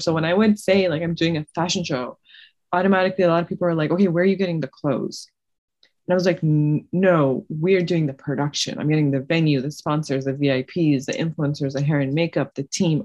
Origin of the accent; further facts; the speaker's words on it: Toronto, Ontario, Canada; moved away as an adult; now in Cleveland, United States; I've lived in Canada my whole life.